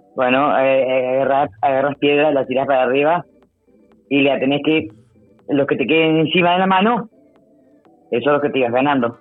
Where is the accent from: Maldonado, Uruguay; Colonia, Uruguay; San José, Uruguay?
Colonia, Uruguay; Juan Lacaze; moved away as an adult; also born or lived in Montevideo; Nacida y criada acá en Juan Lacase, hace 30 años nos habíamos ido, pero siempre volvíamos